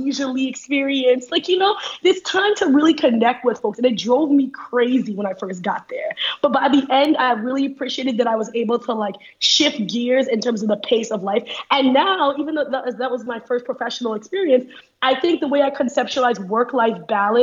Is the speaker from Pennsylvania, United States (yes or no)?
no; New York, United States; moved away as an adult; also born or lived in Trinidad / Abu Dhabi, United Arab Emirates; coming from a place like New York where I grew up on the New York